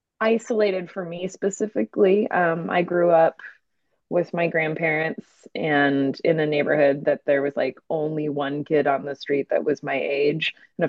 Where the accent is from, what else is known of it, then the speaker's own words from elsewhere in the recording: Montana, United States; now in New Orleans, United States; Not originally. I'm actually from Montana, northwestern Montana